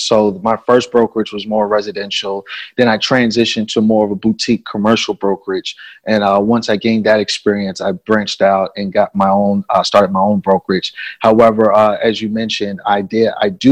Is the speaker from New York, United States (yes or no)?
yes; New York City, New York, United States; moved away as an adult; now in Chicago, United States; I'm actually originally from New York City. I moved to Chicago in 2008 to attend an art school